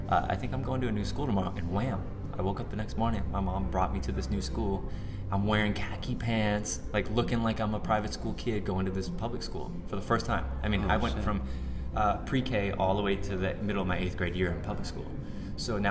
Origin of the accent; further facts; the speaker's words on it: Florida, United States; I'm a Florida boy.